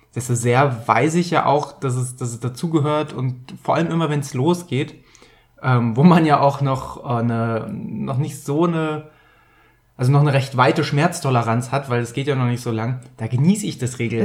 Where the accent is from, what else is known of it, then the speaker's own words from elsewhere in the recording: Bergisches Land, North Rhine-Westphalia, Germany; Ich komme aus dem Rheinland, da ist auch mal ein Römer durchmarschiert. Ich weiß es nicht. Eigentlich komme ich aus dem Bergischen Land